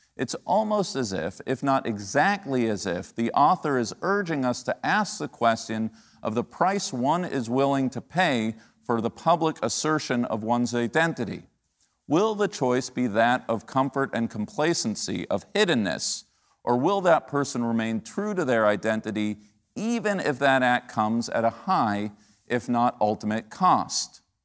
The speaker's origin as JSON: {"language": "English", "country": "United States", "said": "As an American Jew"}